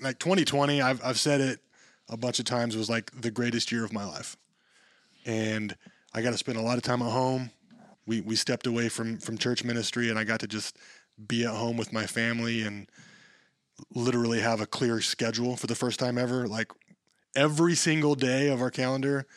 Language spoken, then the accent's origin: English; Dodge City, Kansas, United States; moved away as an adult; now in Wichita, United States; I came from Dodge City